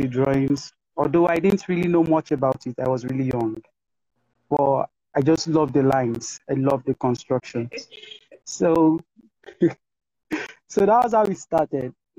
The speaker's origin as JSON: {"language": "English", "country": "Nigeria", "said": "I'm a Nigerian visual artist"}